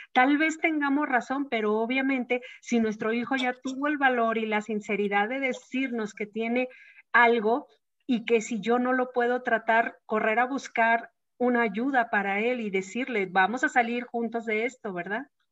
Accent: Mexico; la educación que nosotros tenemos como mexicanos de la muerte

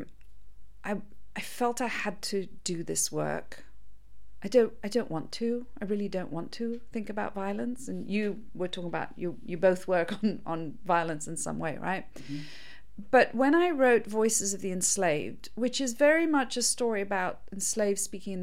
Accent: Mauritius; I'm from Mauritius

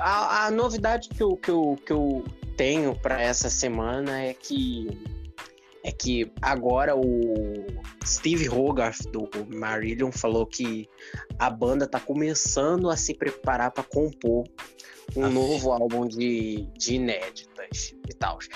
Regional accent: Rio de Janeiro, Brazil; Eu sou carioca

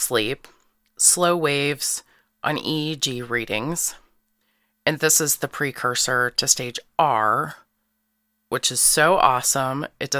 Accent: St. Louis, Missouri, United States; I'm a Capricorn. I'm from South St. Louis, and I'm a stage zero.

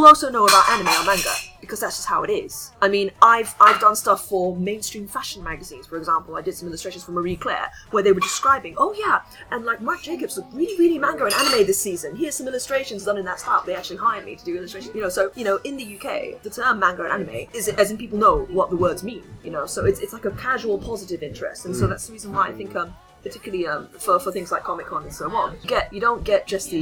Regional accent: Bangkok, Thailand; moved away; spent many, many years growing up in Bangkok in Thailand

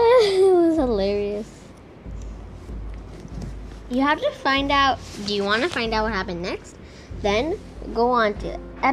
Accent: India; also born or lived in Singapore; My home country is India, but then I moved to Singapore. And now I'm in Russia?

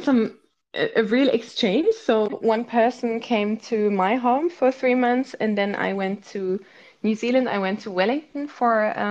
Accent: Munich, Bavaria, Germany; moved away as an adult; also born or lived in Maastricht / Zurich; I actually grew up not in the city center, but in a suburb of Munich

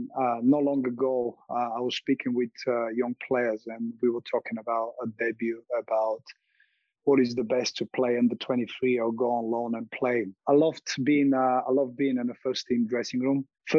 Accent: Montana, United States; But what I remember from growing up in Montana is about the freedom, enjoyment, having my friends beside me, enjoying playing football.

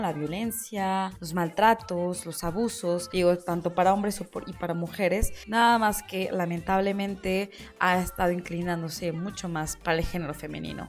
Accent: Mexico

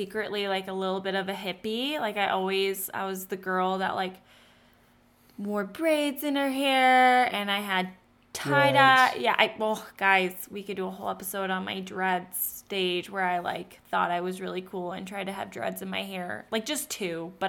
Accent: South Dakota, United States; I'm originally from South Dakota. I'm a South Dakota girl. We live in South Dakota.

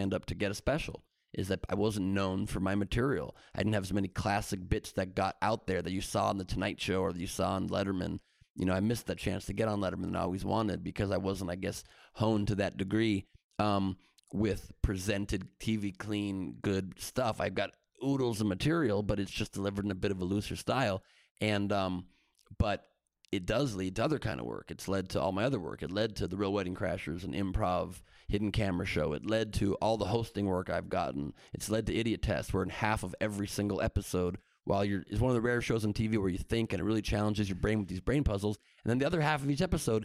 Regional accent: Beverly Hills, California, United States; also born or lived in Los Angeles; I was born in L.A. I'm one of the few L.A. natives in this entertainment business that's from here and stayed here, and I moved. My parents got a house in Beverly Hills when I was 5 years old

